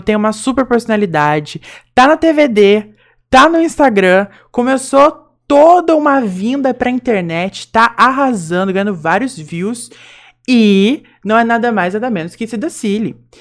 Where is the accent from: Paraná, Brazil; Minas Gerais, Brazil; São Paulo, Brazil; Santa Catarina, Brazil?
São Paulo, Brazil; Mococa; accent: caipira; a gente é mocoquense